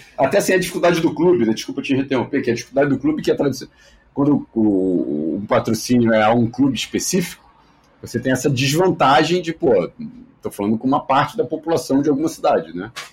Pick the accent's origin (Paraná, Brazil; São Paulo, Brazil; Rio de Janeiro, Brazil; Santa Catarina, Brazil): Rio de Janeiro, Brazil; Eu moro no Rio de Janeiro